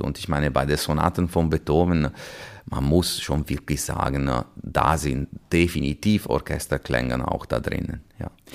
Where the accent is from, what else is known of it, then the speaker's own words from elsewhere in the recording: Chiavari, Liguria, Italy; German is a second language; moved away as an adult; also born or lived in Vienna / Milan / Hanover / Würzburg; now in Essen, Germany; ich bin in Santa Margherita Ligure geboren. Äh, also direkt ist, am Meer? Genau, das ist einfach Aha. diese Nachbarortschaft vom äh, Portofino, die jeder kennt und tatsächlich äh, aufgewachsen in Chiavari